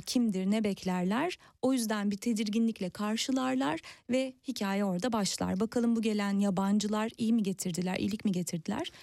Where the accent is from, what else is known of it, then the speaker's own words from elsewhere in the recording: near Kandıra, Kocaeli, Turkey; benim e, büyüdüğüm yere çok yakın Kandıra'da